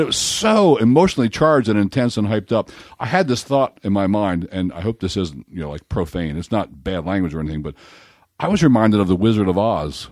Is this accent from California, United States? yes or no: no; Baltimore, Maryland, United States; I'm from Baltimore